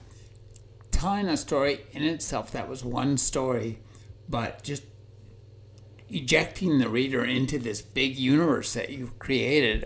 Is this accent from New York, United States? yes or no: no; Covina, California, United States; my hometown of Covina, California.